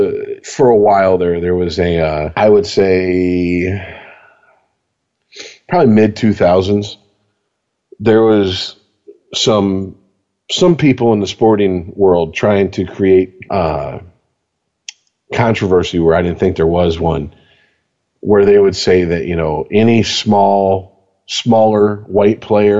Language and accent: English; Canada; No. I am French. I am French Canadian. We are different.